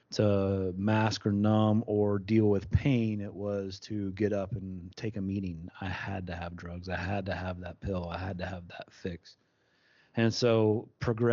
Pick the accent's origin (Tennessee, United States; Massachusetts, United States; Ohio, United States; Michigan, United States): Tennessee, United States; East; I'm from East Tennessee, which is about 2.5 hours away